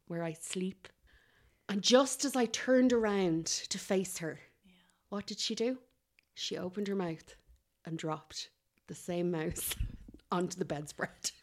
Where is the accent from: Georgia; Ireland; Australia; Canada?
Ireland; Kildare, Leinster; I'm from Kildare